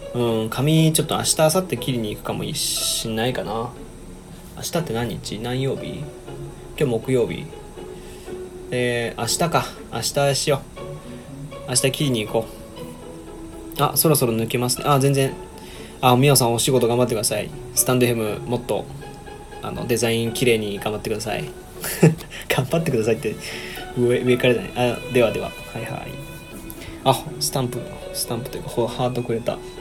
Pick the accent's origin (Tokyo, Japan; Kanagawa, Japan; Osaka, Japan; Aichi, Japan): Osaka, Japan; 僕大阪なんで